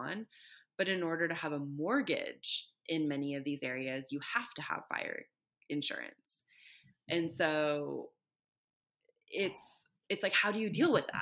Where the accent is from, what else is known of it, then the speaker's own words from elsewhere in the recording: Northern California, United States; when I was growing up in California, lived in Northern California, not the Bay Area, but in the mountains